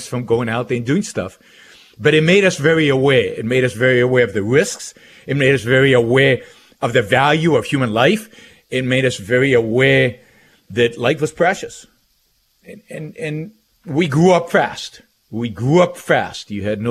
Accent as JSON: {"language": "English", "country": "Israel", "tie": "born or raised there", "moved": "as an adult", "said": "I grew up in Israel"}